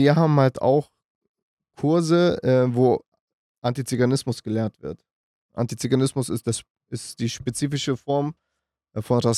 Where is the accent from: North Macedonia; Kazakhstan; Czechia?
North Macedonia; meine Familie habe ich gerade erzählt, wir kommen aus Mazedonien.